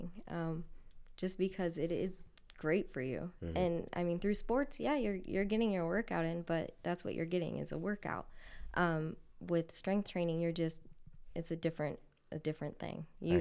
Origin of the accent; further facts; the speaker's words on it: Lorain, Ohio, United States; I'm from Lorraine